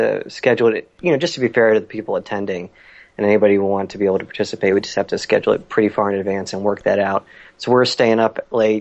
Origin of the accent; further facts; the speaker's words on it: Maryland, United States; now in Wisconsin, United States; We're both from Maryland